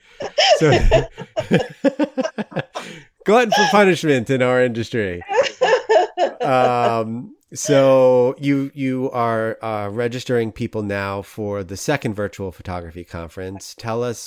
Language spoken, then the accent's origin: English; New York, United States; now in St. Louis, United States; being a New Yorker